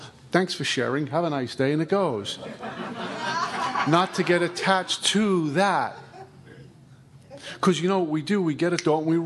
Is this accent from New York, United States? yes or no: yes; New York City, New York, United States; I'm from Brooklyn